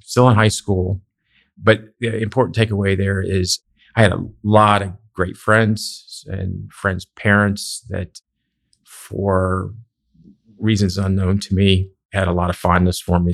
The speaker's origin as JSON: {"language": "English", "town": "Philadelphia", "region": "Pennsylvania", "country": "United States", "tie": "born or raised there", "moved": "yes", "said": "I grew up in the Philadelphia area"}